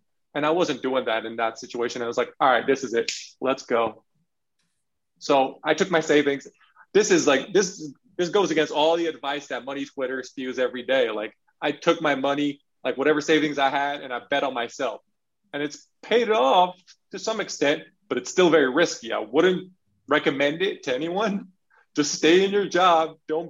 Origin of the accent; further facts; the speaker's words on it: California, United States; also born or lived in Belgium; I'm a brown person growing up in California and in Belgium.